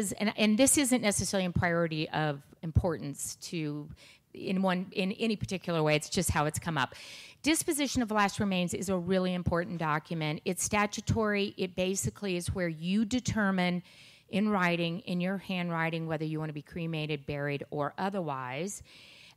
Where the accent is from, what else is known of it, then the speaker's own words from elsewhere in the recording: Aspen, Colorado, United States; I grew up in Aspen